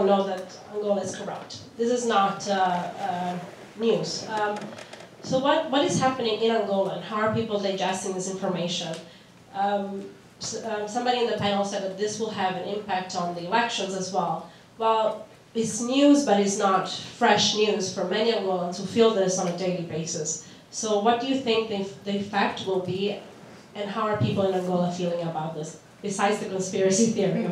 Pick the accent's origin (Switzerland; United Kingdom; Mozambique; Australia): Mozambique; moved away; I'm originally from Mozambique